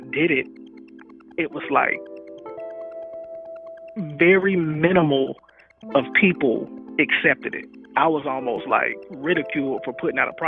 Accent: Atlanta, Georgia, United States; I'm from Atlanta

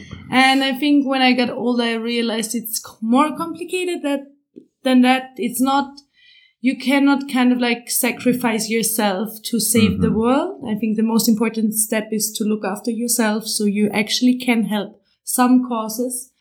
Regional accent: Austria; also born or lived in Vienna; I'm from Austria. I live in Vienna

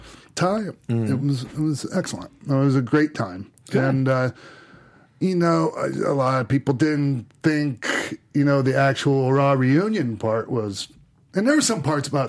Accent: St. Petersburg, Florida, United States; also born or lived in Minneapolis; by the way, Tampa is my hometown, right? St. Pete, Tampa. You know, I'm built from Minneapolis, but I grew up in St. Pete, Tampa, and I was born in St. Petersburg.

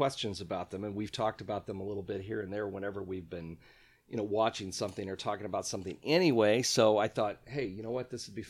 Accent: Central Illinois, United States; I grew up in Central Illinois

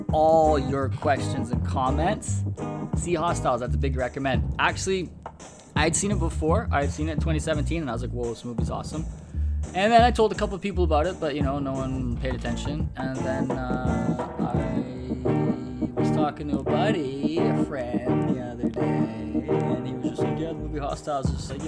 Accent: Winnipeg, Manitoba, Canada; from Peg City, from my hometown, Winnipeg.

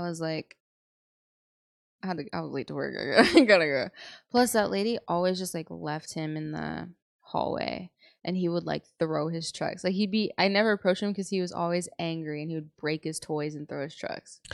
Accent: San Antonio, Texas, United States; I'm from San Antonio

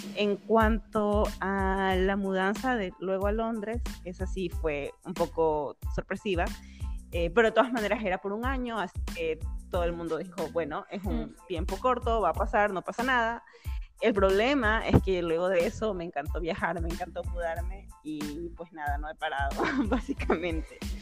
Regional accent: Bolívar, Ecuador; also born or lived in Guayaquil, Ecuador; yo nací en Guayaquil y la familia de mis padres estaba por allá, pero por el trabajo de mi papá, que es médico, él tuvo que mudarse para un pueblito muy chiquito de la provincia Bolívar y pues nos vinimos cuando tenía aproximadamente tres años de edad

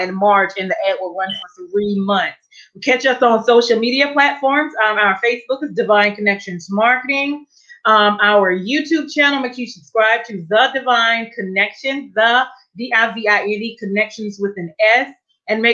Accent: Durham, North Carolina, United States; Durham, North Carolina, my hometown

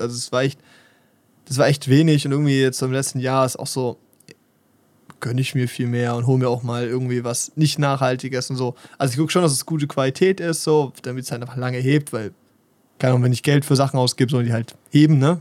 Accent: Germany; stolz bin, Deutscher zu sein

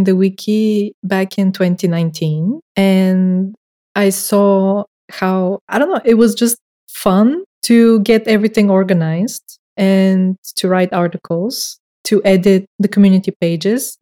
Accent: Bulgaria; first language Bulgarian; English is a second language; English is not my first language, as you probably can tell. And in Bulgarian, there is no two ways of writing things

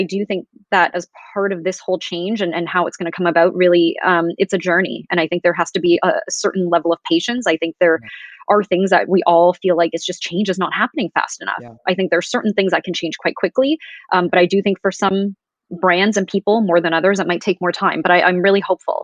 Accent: Toronto, Ontario, Canada; growing up in Canada

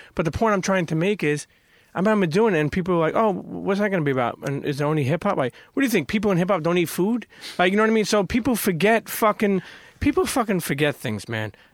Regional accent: New York City, New York, United States; also born or lived in Bensonhurst, Brooklyn; I grew up in Brooklyn, around, I grew up in Coney Island

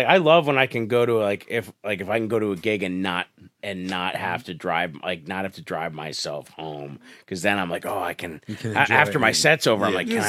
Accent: Scranton, Pennsylvania, United States; But like, I'm from Scranton.

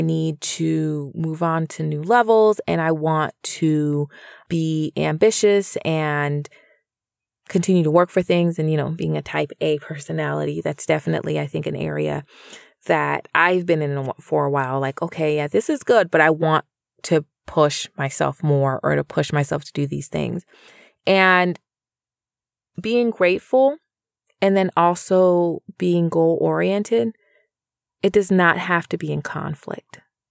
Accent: Jamaica; now in United States; Within my family, we came from Jamaica, and so there is no free education there. I went to school here in the U.S.

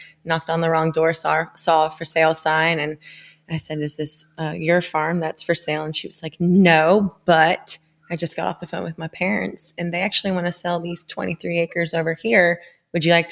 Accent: Sarasota, Florida, United States; now in Franklin, United States; I was initially from Sarasota, Florida. So I grew up loving the ocean, the outdoors

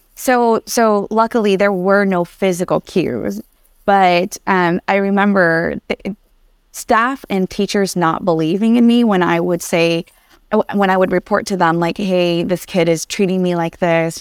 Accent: Anaheim, California, United States; English is a second language; also born or lived in Vietnam; up until sixth grade, I, I grew up in Anaheim

